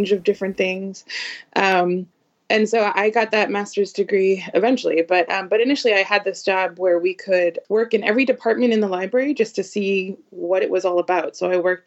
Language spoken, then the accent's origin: English; the Northeast, just north of Boston, Massachusetts, United States; I am a librarian right outside of Boston. I grew up in the Northeast, just north of the city